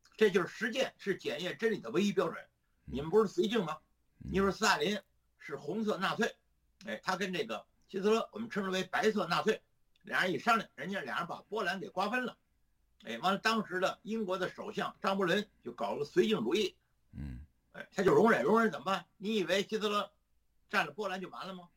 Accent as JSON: {"language": "Chinese", "country": "China", "said": "毛泽东一死，我们中国人就吃饱饭了"}